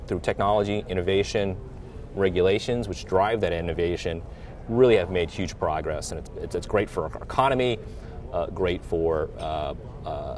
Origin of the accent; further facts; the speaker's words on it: Southern California, United States; I grew up in Southern California during the 70s.